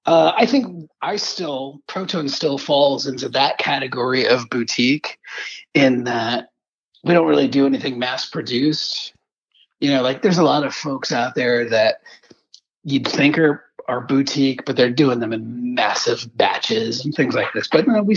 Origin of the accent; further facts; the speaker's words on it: Charleston, South Carolina, United States; my wife will say we're from Charleston. And I have to remind her, there are several Charlestons at this end of the continent. So you got to tell them South Carolina.